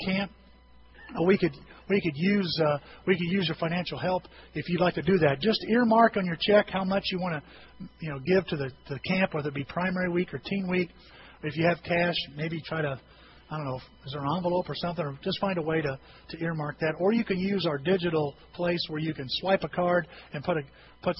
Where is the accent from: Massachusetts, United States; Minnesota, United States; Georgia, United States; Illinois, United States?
Illinois, United States; Bone Gap; I know I'm going to be back in near my hometown. I'm going to be back in Bone Gap here this afternoon